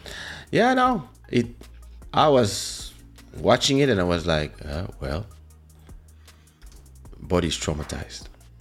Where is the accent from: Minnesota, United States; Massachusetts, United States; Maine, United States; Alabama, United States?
Massachusetts, United States; Boston; I'm an African-American and I grew up in Boston, I can say, oh, that's my land.